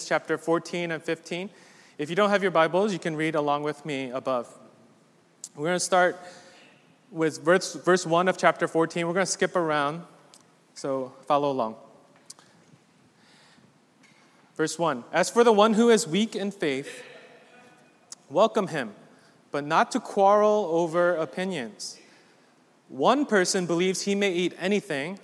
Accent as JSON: {"language": "English", "region": "East Coast", "country": "United States", "also_born_or_lived": "Midwest", "said": "I'm very much East Coast"}